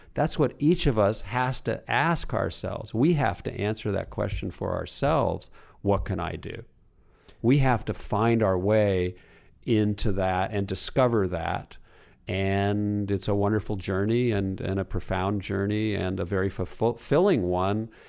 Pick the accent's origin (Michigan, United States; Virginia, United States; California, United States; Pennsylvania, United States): California, United States; Los Angeles; my mother's house where I grew up in Pacific Palisades